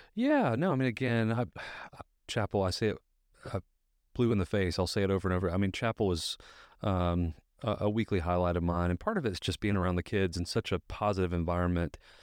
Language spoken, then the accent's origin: English; Alabaster, Alabama, United States; also born or lived in Birmingham, Alabama; I'm from Birmingham originally, grew up in Alabaster